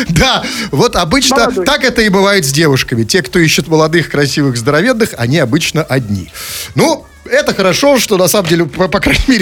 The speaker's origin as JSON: {"language": "Russian", "town": "Tomsk", "region": "Tomsk Oblast", "country": "Russia", "said": "Я из Томска."}